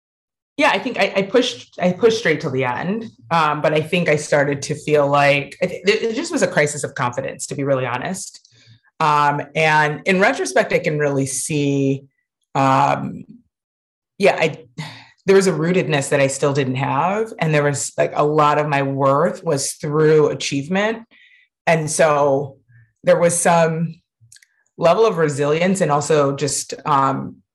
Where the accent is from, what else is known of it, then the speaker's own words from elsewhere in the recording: Ann Arbor, Michigan, United States; we grew up on and around University of Michigan campus